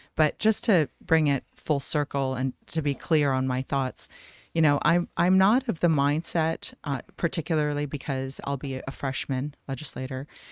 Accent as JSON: {"language": "English", "region": "Iowa", "country": "United States", "tie": "born or raised there", "also_born_or_lived": "Lebanon", "moved": "yes", "lives_now": "Scottsdale, United States", "said": "I grew up in Iowa after immigrating from I Lebanon."}